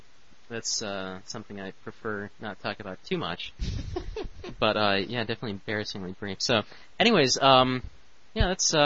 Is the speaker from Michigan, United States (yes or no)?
yes; Royal Oak, Michigan, United States; also born or lived in Detroit; I used to live down here in Detroit, and then now I am working up in Royal Oak, so I moved up to Royal Oak, which is my hometown. That's where I grew up.